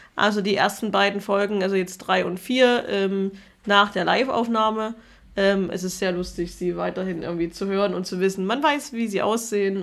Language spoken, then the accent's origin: German; Germany; jeder Zweite in meinem Heimatdorf die AfD gewählt hat